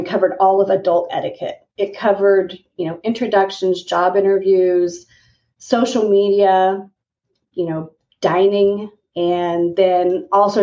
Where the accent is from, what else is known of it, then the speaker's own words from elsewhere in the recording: Kansas, United States; I, remarkably enough, grew up in a teeny tiny town in Kansas on a farm